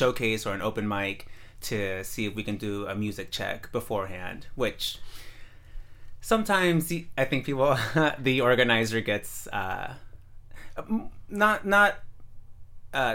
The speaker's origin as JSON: {"language": "English", "town": "San Mateo", "region": "California", "country": "United States", "tie": "born or raised there", "also_born_or_lived": "Redwood City, California", "said": "Redwood City is where I live now. And before that, I grew up in San Mateo"}